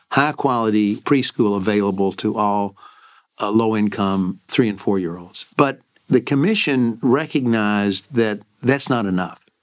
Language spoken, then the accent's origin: English; Lexington, Kentucky, United States; moved away as an adult; also born or lived in New Jersey / Maryland; I grew up in Lexington, Kentucky